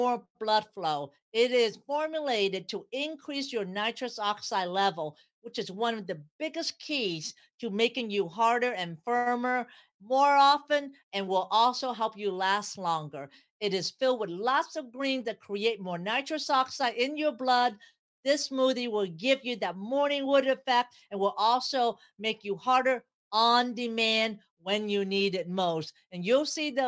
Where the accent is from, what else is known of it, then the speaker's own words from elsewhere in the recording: San Jose, California, United States; I grew up in San Jose, California